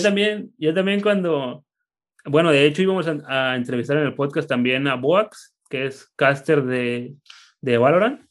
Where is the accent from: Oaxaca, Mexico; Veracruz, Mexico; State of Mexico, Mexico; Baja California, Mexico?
Baja California, Mexico; Tijuana; yo soy de Tijuana y aquí nací